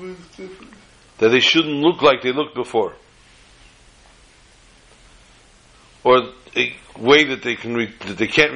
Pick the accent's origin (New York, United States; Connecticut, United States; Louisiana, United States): New York, United States; New York City; the block that I grew up on in Borough Park, Brooklyn